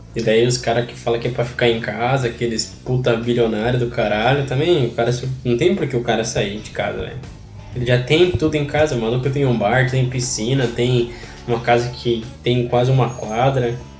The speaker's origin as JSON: {"language": "Portuguese", "region": "South Region", "country": "Brazil", "said": "eu sou do Sul e com muito orgulho"}